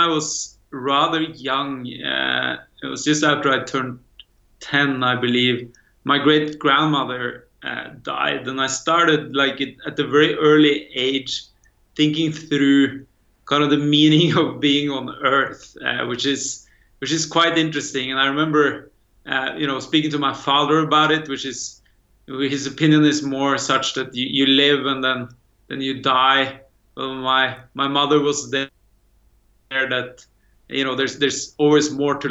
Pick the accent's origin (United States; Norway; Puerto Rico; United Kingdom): Norway; I actually grew up in the farmland of Norway